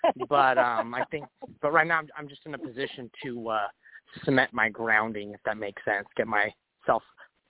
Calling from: California, United States; I'm calling from Northern California.

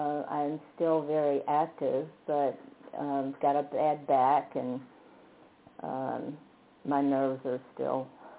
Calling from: Fredericksburg, United States; I'm calling from Fredericksburg.

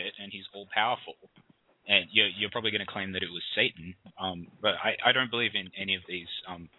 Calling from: Australia; I'm calling from Australia.

